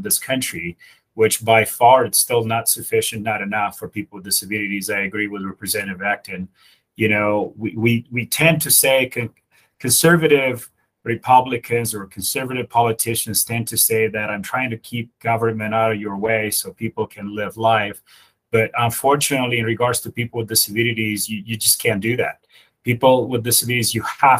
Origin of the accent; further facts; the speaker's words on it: Romania; now in United States; So I was born in Europe. I was born in Romania.